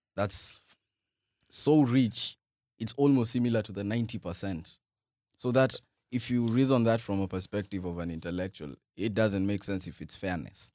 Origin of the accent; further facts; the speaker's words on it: Kisii, Kisii County, Kenya; also born or lived in Umoja, Nairobi; now in Nairobi, Kenya; my hometown, born, born in Kisii